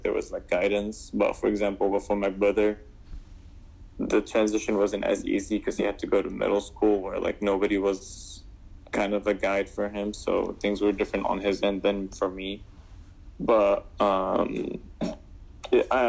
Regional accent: Damascus, Damascus Governorate, Syria; now in United States; I grew up back in Damascus, Syria

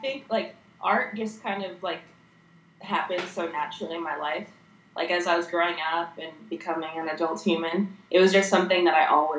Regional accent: Bemidji, Minnesota, United States; moved away; also born or lived in Texas; it takes place in my hometown.

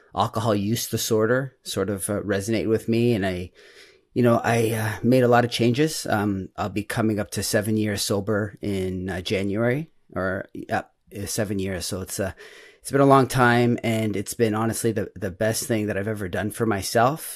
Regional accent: Toronto, Ontario, Canada; I'm from Toronto, um, Toronto, Canada

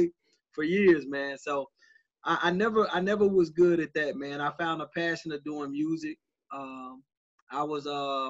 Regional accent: Nashville, Tennessee, United States; I'm born and raised in Nashville.

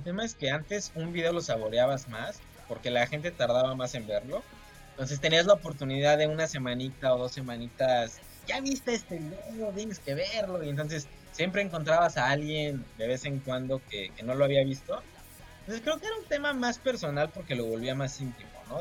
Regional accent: Mexico; a mí como mexicano

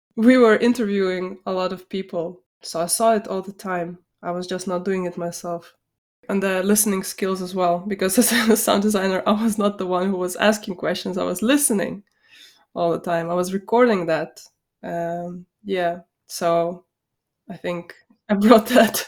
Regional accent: Vilnius, Vilnius County, Lithuania; I grew up, um, I was born in, um, Vilnius, Lithuania.

